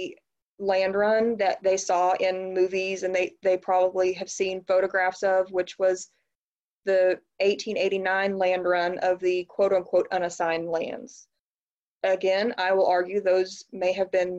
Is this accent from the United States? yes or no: yes; Oklahoma, United States; growing up in Oklahoma